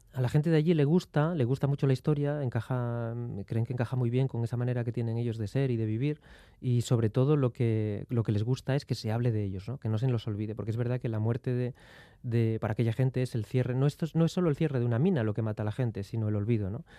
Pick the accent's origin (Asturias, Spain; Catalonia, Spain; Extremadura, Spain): Asturias, Spain; mining basins of; el pueblo donde yo nací, las huelgas mineras